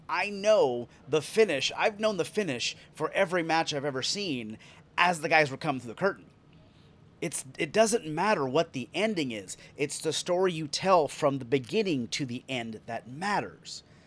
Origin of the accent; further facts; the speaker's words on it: United States; I'm American